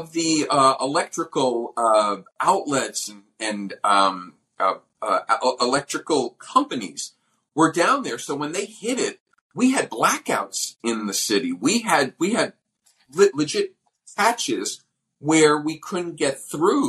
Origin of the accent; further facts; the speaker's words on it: New York City, New York, United States; as a New Yorker, we lived on 57th Street between 8th and 9th